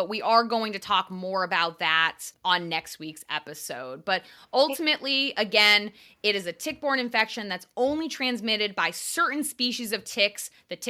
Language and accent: English; Northeast, United States; As I grew up in the Northeast, I've been inundated with misinformation.